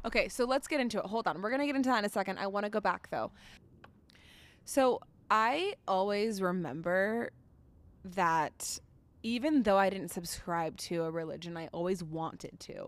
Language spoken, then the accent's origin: English; Florida, United States; now in Denver, United States; We also grew up in Florida